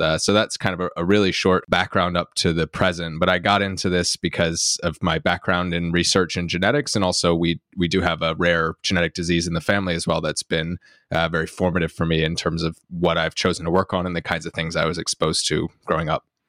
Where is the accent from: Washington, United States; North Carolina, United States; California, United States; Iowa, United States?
North Carolina, United States; moved away as an adult; now in Cambridge, United Kingdom; I'm from North Carolina in the U S, but I moved over to Cambridge, uh, in the U K about almost ten years ago now to do my P H D